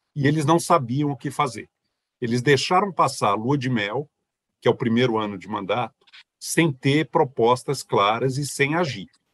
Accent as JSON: {"language": "Portuguese", "country": "Brazil", "said": "como brasileiro"}